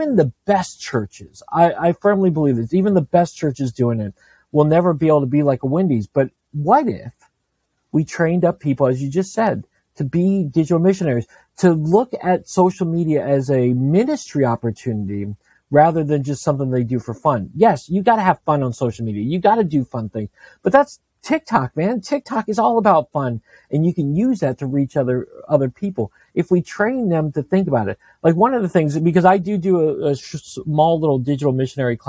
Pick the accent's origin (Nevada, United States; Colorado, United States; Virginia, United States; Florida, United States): Virginia, United States; Northern; I grew up in Northern Virginia